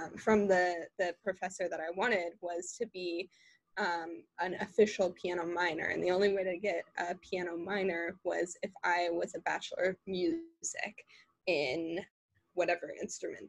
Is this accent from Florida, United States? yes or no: no; Minnesota, United States; moved away as an adult; also born or lived in Illinois; now in Chicago, United States; I grew up in Minnesota.